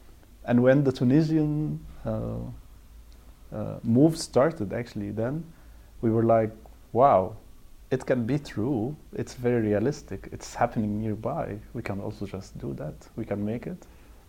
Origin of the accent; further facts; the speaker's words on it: Cairo, Cairo Governorate, Egypt; moved away as an adult; now in Brussels, Belgium; I'm from Egypt in Cairo because I was born there and raised there. But if we follow that logic, then I would say, okay, but now I'm 10% Belgian because I lived in Brussels for 4 years now.